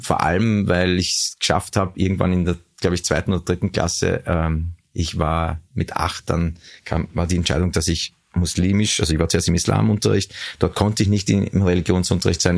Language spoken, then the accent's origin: German; Vienna, Austria; also born or lived in Weiz, Styria; wir sind dann sehr schnell in, in den 17. Wiener Gemeindebezirk nach Hernals gezogen, mhm. bin gebürtiger Hernalser eigentlich.